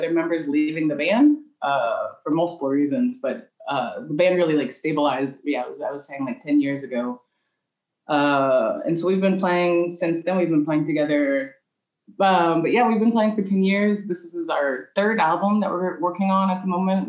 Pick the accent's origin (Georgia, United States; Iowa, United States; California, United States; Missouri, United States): Missouri, United States; St. Louis; first language English; moved away as an adult; now in Lyon, France; I grew up in St. Louis where there is wealth, but you don't see it